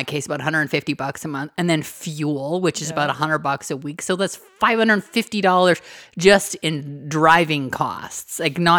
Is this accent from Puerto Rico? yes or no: no; Canada; We're Canadian.